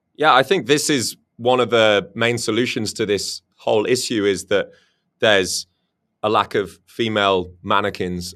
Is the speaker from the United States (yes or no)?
no; United Kingdom; moved away; the U K, my home country